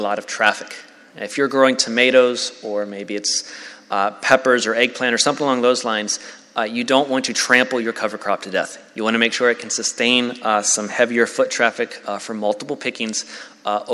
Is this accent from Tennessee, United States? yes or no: yes; Tennessee, United States; I'm from Tennessee